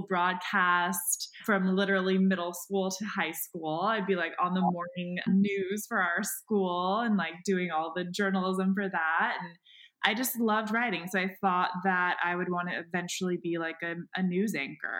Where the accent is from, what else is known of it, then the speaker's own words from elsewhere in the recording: San Diego, California, United States; also born or lived in San Francisco / New York / San Luis Obispo; now in Los Angeles, United States; I'm from San Diego. Well, I kind of grew up in San Francisco, lived in New York for like a small bit of time, and then kind of landed in San Diego. And that's where I did elementary through high school.